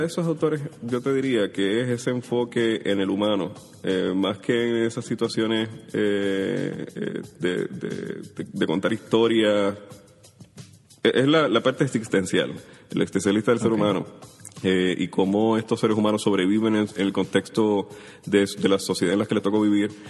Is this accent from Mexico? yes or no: no; Puerto Rico; also born or lived in Mayagüez; yo nací en 1981, crecí en Caimito